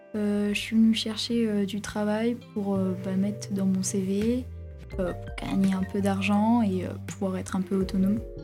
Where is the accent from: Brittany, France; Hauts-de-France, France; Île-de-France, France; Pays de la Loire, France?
Pays de la Loire, France; La Roche-sur-Yon; je viens de La Roche-sur-Yon